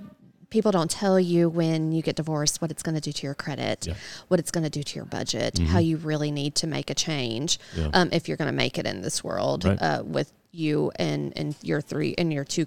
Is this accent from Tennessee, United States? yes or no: yes; Kingsport, Tennessee, United States; I am originally from Kingsport, Tennessee.